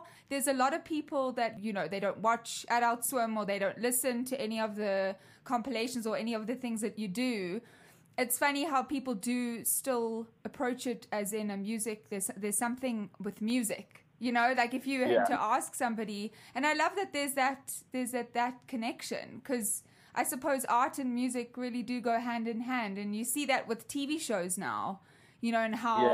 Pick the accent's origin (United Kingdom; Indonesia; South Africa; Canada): South Africa; I grew up in South Africa